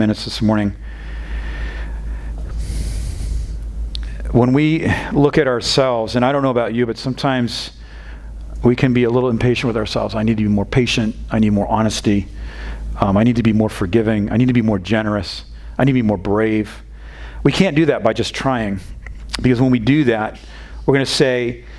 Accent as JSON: {"language": "English", "region": "New England", "country": "United States", "tie": "born or raised there", "moved": "yes", "lives_now": "Texas, United States", "said": "I'm not from this area of Texas. I'm not from the South. And we grew up in a very stoic part of New England."}